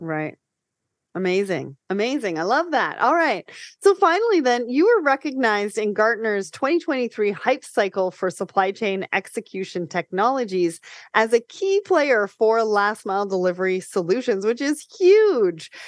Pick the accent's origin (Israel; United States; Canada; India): Canada; I'm Canadian